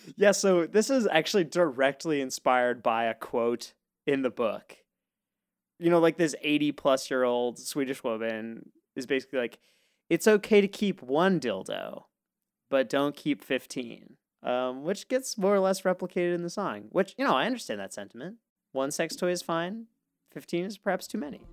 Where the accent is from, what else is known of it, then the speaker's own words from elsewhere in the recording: United States; as an American